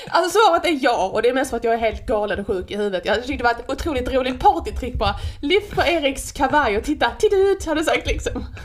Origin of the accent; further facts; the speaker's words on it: Skåne, Sweden; accent: skånska (not quite); min skånska, men det är inte riktigt skånska